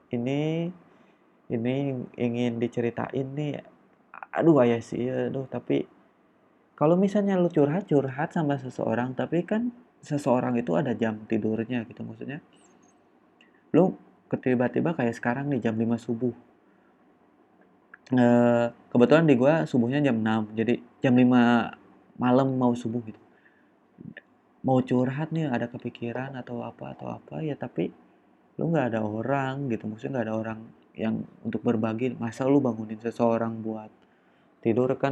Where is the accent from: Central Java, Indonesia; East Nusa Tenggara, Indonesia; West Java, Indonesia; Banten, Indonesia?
West Java, Indonesia; gua asli orang Sunda dan maaf aja kalau misalnya pada episode ini atau pod, pada podcast gua sih bahkan ngomong guanya aja pasti keganti sama saya atau aing ya karena gua adalah orang Sunda